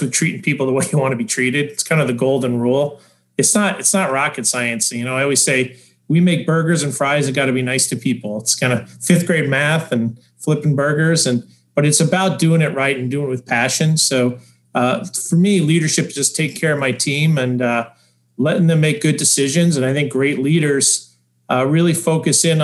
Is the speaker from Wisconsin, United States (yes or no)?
no; New York, United States; also born or lived in Denver; I live part-time in Denver. I'm from New York, so I commute back and forth.